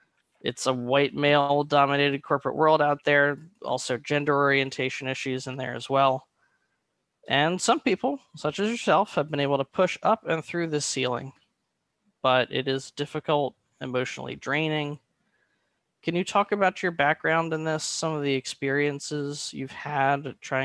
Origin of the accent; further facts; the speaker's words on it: Philadelphia, Pennsylvania, United States; from Philly, back.